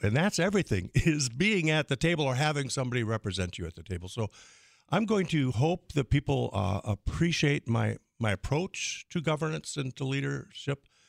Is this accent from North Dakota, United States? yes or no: yes; Crystal, North Dakota, United States; now in Fargo, United States; my hometown of Crystal